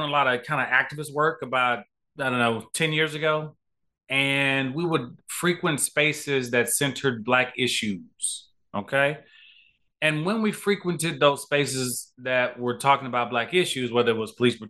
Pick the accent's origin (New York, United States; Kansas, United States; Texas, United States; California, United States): Texas, United States; Dallas; also born or lived in Houston, Texas; I was born in Houston, raised in Dallas. I'm the youngest of four kids. We grew up in an area called Oak Cliff in Dallas, Texas.